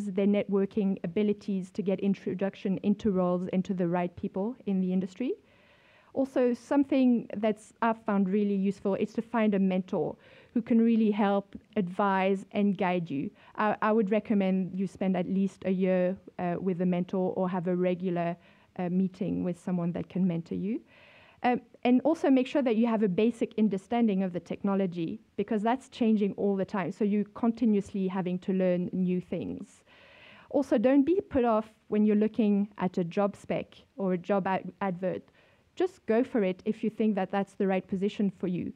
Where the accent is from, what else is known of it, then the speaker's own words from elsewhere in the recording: France; moved away as an adult; also born or lived in Europe; now in South Africa; I grew up in France in the 80s